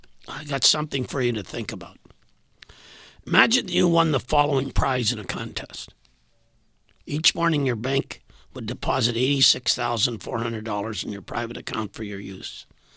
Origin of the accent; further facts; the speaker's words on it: Saskatchewan, Canada; now in Winnipeg, Canada; I was a transplant from Saskatchewan to Winnipeg